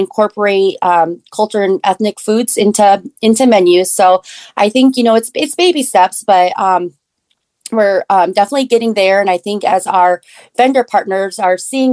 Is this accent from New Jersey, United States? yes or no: no; Iowa, United States; also born or lived in Korea; I did grow up in Iowa, but I was adopted from Korea when I was 9 months old